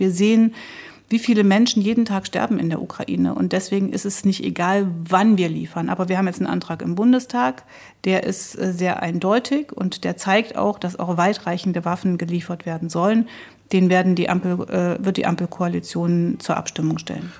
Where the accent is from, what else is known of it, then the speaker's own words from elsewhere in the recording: East Germany, Germany; als Ostdeutsche und als Osteuropäer